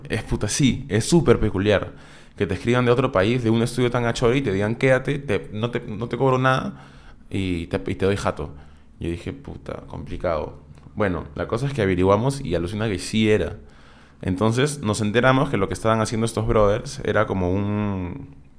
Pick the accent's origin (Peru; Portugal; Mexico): Peru; una banda de Perú, que éramos nosotros